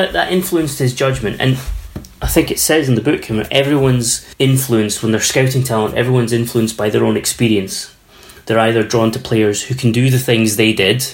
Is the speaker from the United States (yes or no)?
no; Canada; I grew up in Canada in the 70s, early 80s